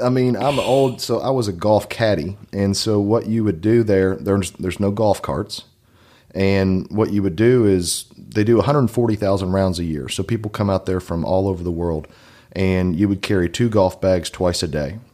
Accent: Maysville, Kentucky, United States; also born or lived in Oregon; now in Lexington, United States; I actually grew up in Washington Glen, which is closer to Maze Lick than, uh, downtown Maysville

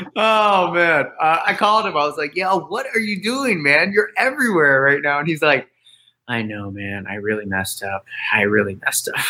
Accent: Florida, United States; I grew up in Florida

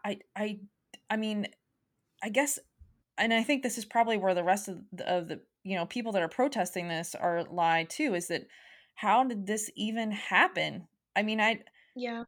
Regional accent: United States; as an American people

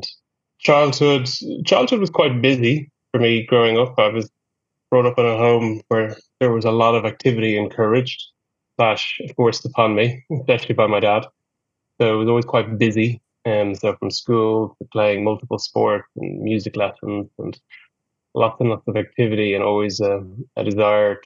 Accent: Ireland; That was the culture that I grew up in Ireland

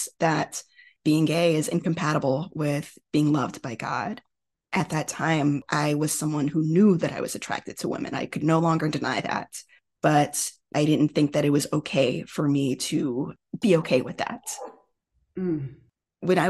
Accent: Houston, Texas, United States; I was a student at University of Texas in Houston, which is my hometown

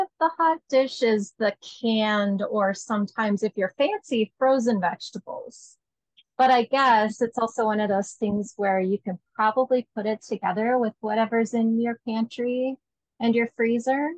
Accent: Fargo, North Dakota, United States; moved away as an adult; also born or lived in Minnesota; now in Colorado, United States; I was born in Fargo, North Dakota, and I lived there until I went away to college

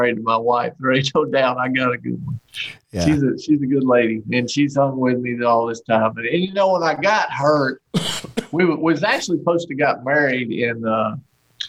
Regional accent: Archdale, North Carolina, United States; there's more rednecks living in this town where I grew up here in Archdale

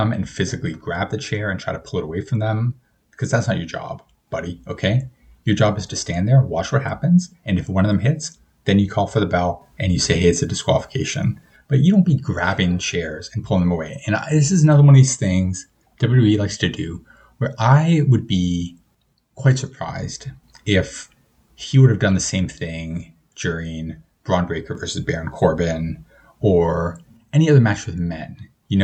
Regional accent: Canada; But I mean, I said at the start of this episode that I'm Canadian, so put two and two together.

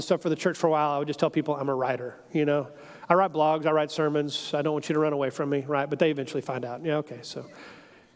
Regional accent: Houston, Texas, United States; I'm an American, I'm a Texan, I'm a Houstonian

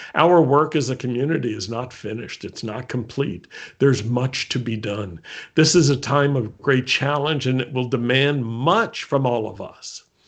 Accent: United States; I was born in America

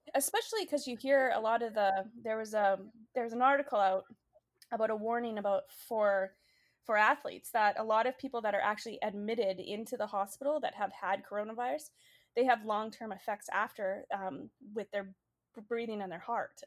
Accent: Canada; also born or lived in British Columbia; now in Boston, United States; my home country, Canada

